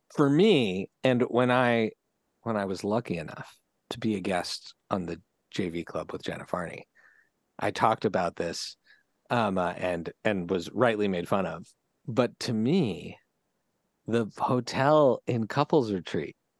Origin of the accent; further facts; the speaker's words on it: Philadelphia, Pennsylvania, United States; growing up in Philadelphia